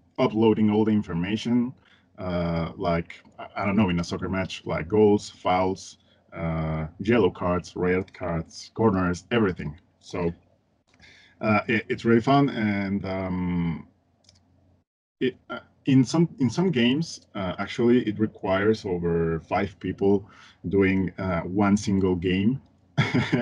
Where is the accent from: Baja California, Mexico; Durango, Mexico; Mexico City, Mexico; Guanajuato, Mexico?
Mexico City, Mexico; English is a second language; I am from Mexico. I live in Mexico City. I grew up here and in a place called Coyoacán.